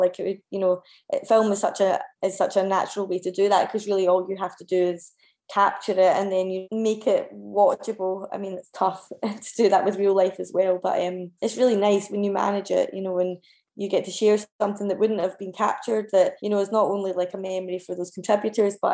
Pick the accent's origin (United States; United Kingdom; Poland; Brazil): United Kingdom; Kilbarchan, Scotland; also born or lived in Paisley / Scottish Borders; now in Glasgow, United Kingdom; I grew up in Kilbarkin, which is in Renfrewshire